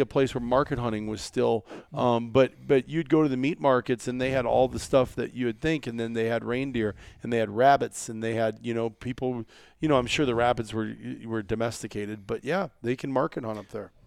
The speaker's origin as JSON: {"language": "English", "region": "Iowa", "country": "United States", "tie": "born or raised there", "said": "when we were kids growing up in Iowa"}